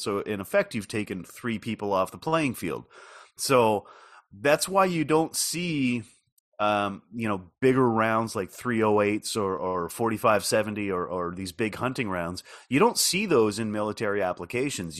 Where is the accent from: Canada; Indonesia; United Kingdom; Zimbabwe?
Canada; as a Canadian